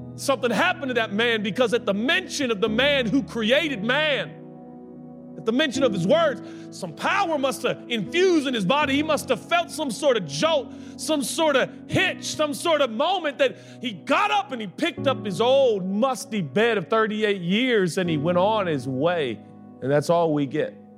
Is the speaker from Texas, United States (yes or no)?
yes; Texas, United States; I'm from Texas